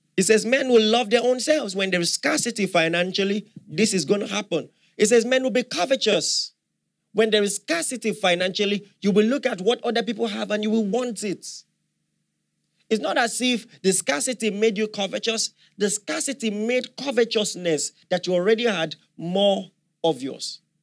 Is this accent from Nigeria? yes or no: yes; Nigeria; as a Nigerian